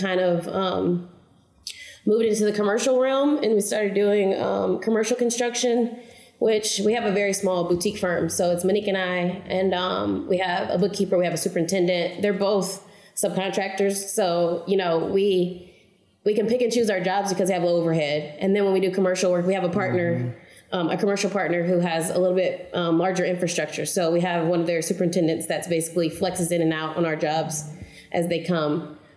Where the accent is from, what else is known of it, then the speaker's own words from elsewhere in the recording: Oklahoma City, Oklahoma, United States; I'm from Oklahoma City, born and raised. I've never moved away.